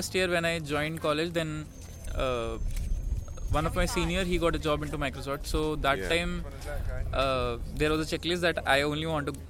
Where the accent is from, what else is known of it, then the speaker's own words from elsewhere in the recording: North India, India; moved away; I'm from north